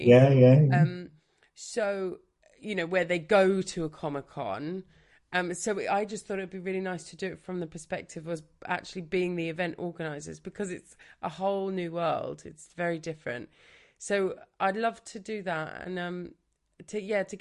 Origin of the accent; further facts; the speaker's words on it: Brighton, South East England, United Kingdom; I'm from Brighton, so I grew up here